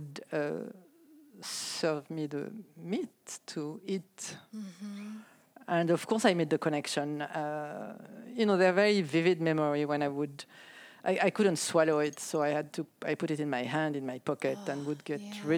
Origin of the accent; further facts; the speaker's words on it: France; now in United States; I grew up in a small town in France, a small village.